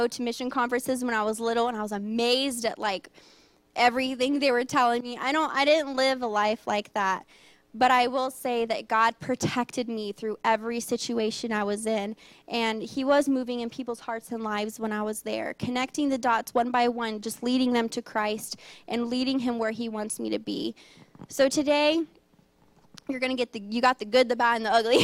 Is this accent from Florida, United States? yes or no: no; Cajun, Louisiana, United States; also born or lived in Thailand; I'm Cajun.